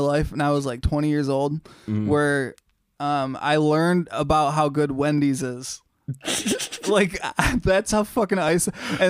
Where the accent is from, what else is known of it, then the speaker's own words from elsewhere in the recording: Hesperia, California, United States; I grew up in Hesperia. Yeah. And I love a lot of people in Hesperia